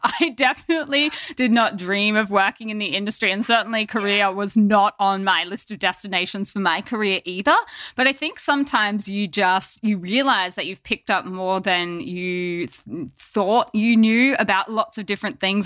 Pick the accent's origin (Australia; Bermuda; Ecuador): Australia; moved away as an adult; now in Korea; growing up in Australia